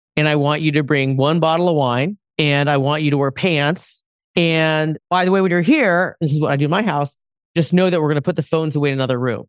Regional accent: West Coast, United States; I'm Asian American. I'm originally from the West Coast.

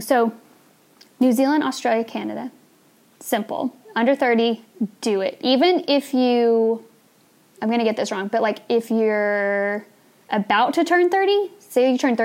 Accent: United States; as an American

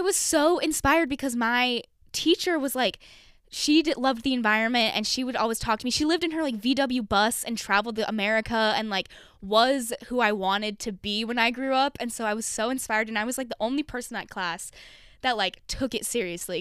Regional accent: Draper, Utah, United States; moved away as an adult; now in Los Angeles, United States; I grew up in Utah and I'm not L D S.

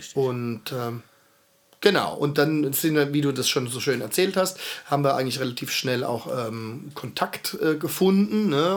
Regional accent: Heidelberg, Baden-Württemberg, Germany; also born or lived in Schwetzingen; ich bin waschechter Heidelberger, ne? in Heidelberg aufgewachsen

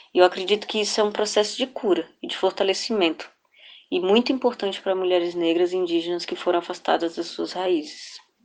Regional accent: Federal District, Brazil; Eu sou filha de piauienses, nasci e cresci no Distrito Federal

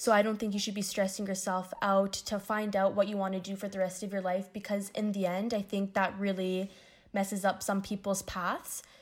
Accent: Windsor, Ontario, Canada; moved away as an adult; now in Toronto, Canada; I'm originally from Windsor, Ontario, which is about four and a half hours away from Toronto.

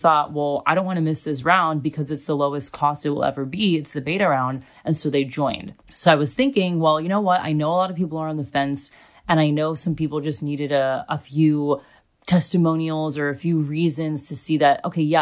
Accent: United States; also born or lived in Australia; now in Germany; I was coming from Australia and I'm American

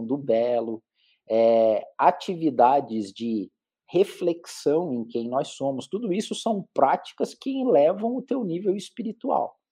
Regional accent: Curitiba, Paraná, Brazil; eu sou de Curitiba, fiz minha carreira aqui

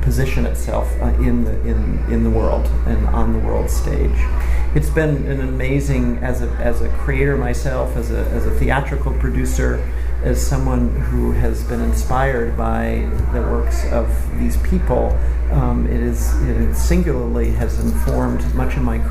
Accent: United States; I was born here in the United States

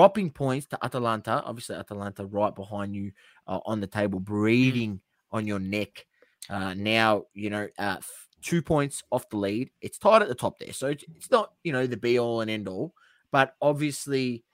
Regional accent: Australia; we're Australian

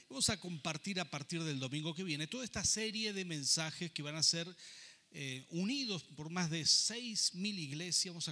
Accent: Rafaela, Santa Fe, Argentina; also born or lived in Buenos Aires; now in Mendoza, Argentina; Yo he vivido muchas pruebas cuando llegué a vivir a Buenos Aires y salí de Rafaela para ir a, vivir allí y comencé un pastorado a los 24 años

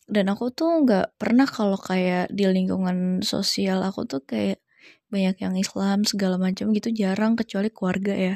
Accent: Jakarta, Indonesia; born there; dulu aku lahir di Jakarta pada bulan September tahun 1999

